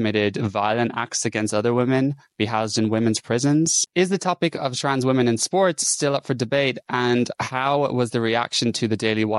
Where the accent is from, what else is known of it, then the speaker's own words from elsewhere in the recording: Ireland; now in London, United Kingdom; I'm a gay man based in London. I'm from Ireland